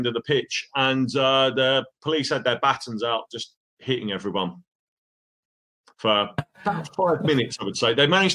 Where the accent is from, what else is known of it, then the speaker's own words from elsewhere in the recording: London, United Kingdom; moved away as an adult; now in Seville, Spain; I'm from London. I'm a Crystal Palace fan, season ticket holder when I was younger